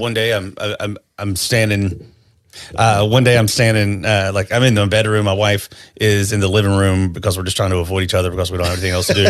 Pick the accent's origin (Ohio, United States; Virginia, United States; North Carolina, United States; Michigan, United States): North Carolina, United States; I grew up in North Carolina